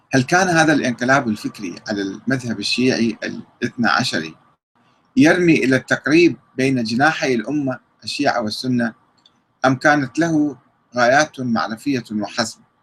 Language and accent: Arabic; Iraq